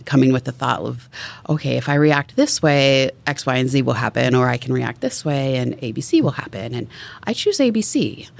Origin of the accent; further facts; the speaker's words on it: Tacoma, Washington, United States; also born or lived in Seattle, Washington; I grew up in Tacoma, Washington